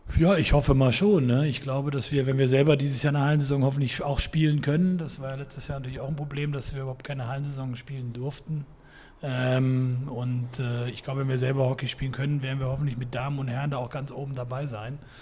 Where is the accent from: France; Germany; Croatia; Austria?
Germany; Frankfurt area, Hesse; moved away; also born or lived in Hamburg; Ich komme ursprünglich aus dem Frankfurter Raum